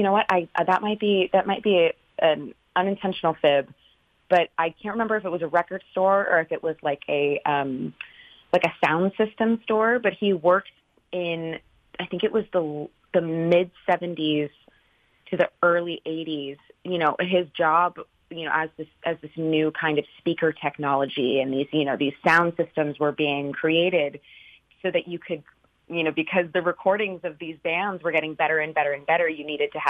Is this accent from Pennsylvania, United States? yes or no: no; Northern California, United States; so I'm from California. I'm from Northern California, and my dad and I grew up listening